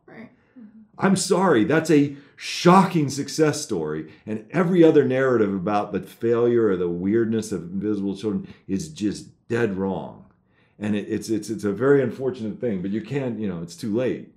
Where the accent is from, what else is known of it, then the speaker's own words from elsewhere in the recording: United States; I'm an American citizen